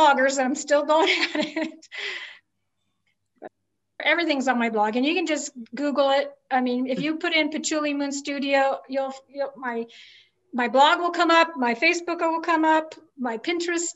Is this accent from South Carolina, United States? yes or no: no; Southern California, United States; moved away as an adult; also born or lived in Olympia, Washington; now in New Mexico, United States; I lived in a lot of places, but I grew up in Southern California